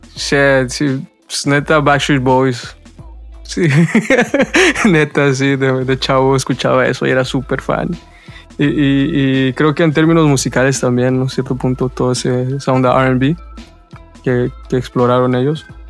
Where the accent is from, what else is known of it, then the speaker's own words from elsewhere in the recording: Montreal, Quebec, Canada; also born or lived in Mexico; soy mexicano, pero crecí, crecí en Montreal, me mudé muy, muy chico con mi familia